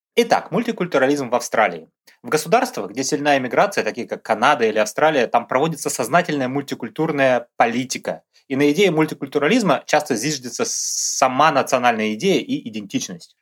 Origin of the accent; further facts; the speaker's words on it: Russia; moved away as an adult; now in Brisbane, Australia; мы, его постоянные ведущие, русские австралийцы